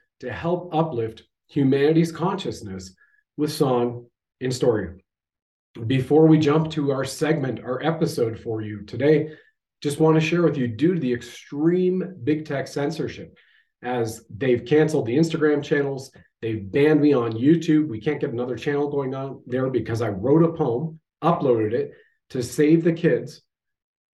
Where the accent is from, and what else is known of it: Canada